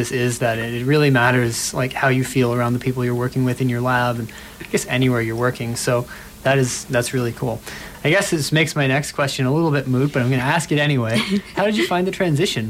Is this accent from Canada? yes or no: yes; Toronto, Ontario, Canada; now in London, Canada; we're both from Toronto